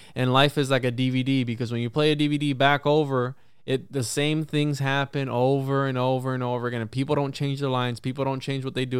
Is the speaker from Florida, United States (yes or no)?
yes; Florida, United States; I'm from Florida